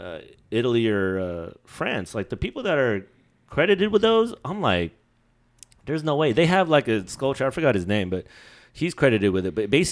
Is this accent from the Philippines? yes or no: yes; Philippines; because I'm Filipino, right? I'm not born in the Philippines